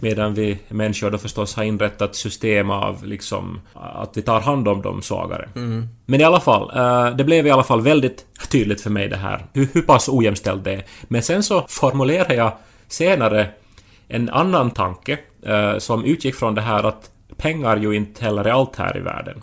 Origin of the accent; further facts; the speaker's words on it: Finland; vi liksom i Finland